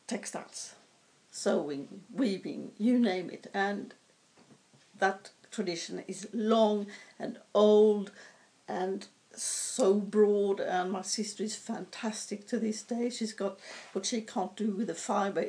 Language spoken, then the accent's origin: English; southern Sweden, Sweden; moved away; I was born in Sweden, which is a long time ago, it feels like, and far away as well. I was born up in the north part of the country, but as a four-year-old, we moved south to a fairly densely populated area